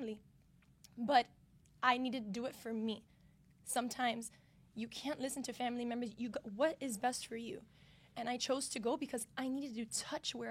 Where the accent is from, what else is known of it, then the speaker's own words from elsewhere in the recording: Miami, Florida, United States; Growing up in Miami, where there's a lot of minorities here. So I always thought, like, being Cuban in Miami was a majority thing